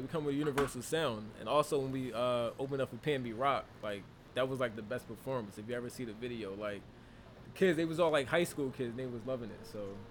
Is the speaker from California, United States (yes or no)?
no; Philadelphia, Pennsylvania, United States; we come from Southwest, you know, like that area.